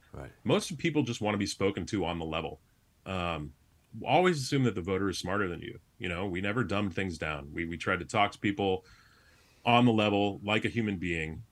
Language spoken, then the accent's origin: English; Chicago, Illinois, United States; moved away as an adult; also born or lived in Massachusetts; I'm a Chicagoan